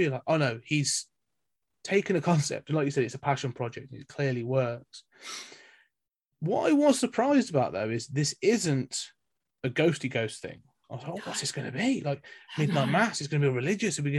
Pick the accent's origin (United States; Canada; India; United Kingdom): United Kingdom; we're British